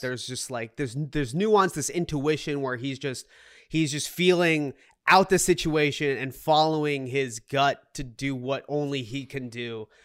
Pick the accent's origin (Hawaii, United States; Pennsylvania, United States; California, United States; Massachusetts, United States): Massachusetts, United States; Boston; also born or lived in Seoul, South Korea; now in New York City, United States; I grew up in the Boston area